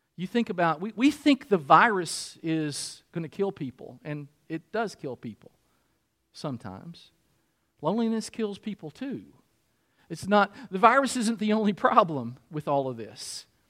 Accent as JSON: {"language": "English", "region": "Kentucky", "country": "United States", "also_born_or_lived": "Michigan", "said": "I'm still from Kentucky, and I want people to identify me"}